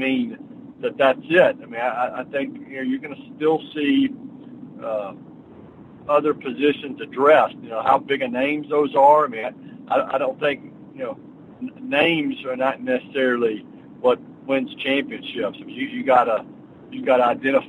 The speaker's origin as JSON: {"language": "English", "town": "Nashville", "region": "Tennessee", "country": "United States", "tie": "born or raised there", "said": "I grew up in Nashville. This is my hometown"}